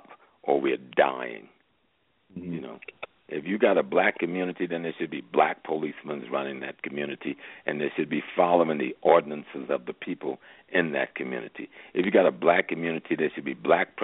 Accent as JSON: {"language": "English", "town": "Georgetown", "region": "South Carolina", "country": "United States", "said": "I'm from South Carolina, so that's close to home. I'm a Geechee boy."}